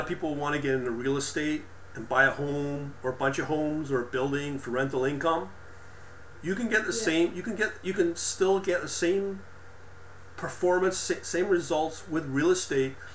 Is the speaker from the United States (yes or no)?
no; Canada; also born or lived in Ontario; because I'm a Canadian, but we're kind of like American as well